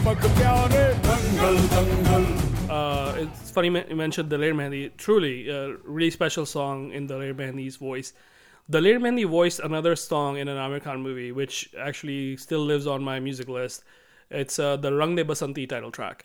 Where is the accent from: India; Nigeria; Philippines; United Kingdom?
India; moved away; I grew up in India in the nineties